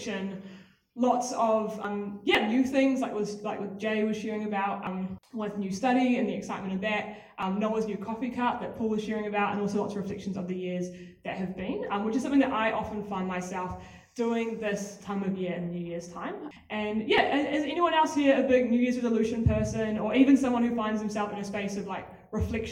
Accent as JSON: {"language": "English", "region": "Auckland", "country": "New Zealand", "tie": "born or raised there", "moved": "as an adult", "lives_now": "Wellington, New Zealand", "said": "I was born in Auckland. I left there when I was 18, West Auckland specifically."}